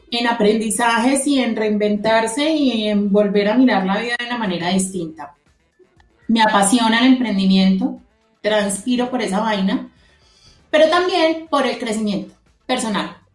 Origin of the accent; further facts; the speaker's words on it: Manizales, Caldas, Colombia; also born or lived in Medellín; Soy de Medellín, criada en Manizales, o sea, ahí es donde nos se conectan todas nuestras historias.